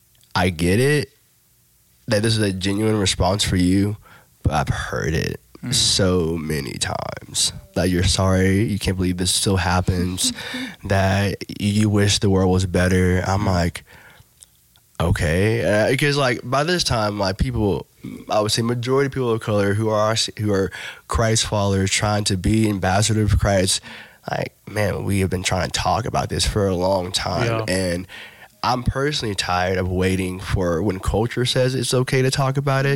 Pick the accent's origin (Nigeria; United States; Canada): Nigeria; Like, man, I'm glad that I'm Nigerian, and because Nigerian people is dope.